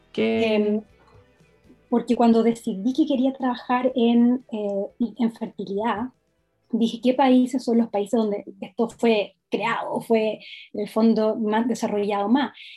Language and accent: Spanish; Los Ángeles, Biobío, Chile; moved away as an adult; also born or lived in Temuco / London; yo soy de la ciudad de Los Ángeles, que está una, ciudad muy cerca de Temuco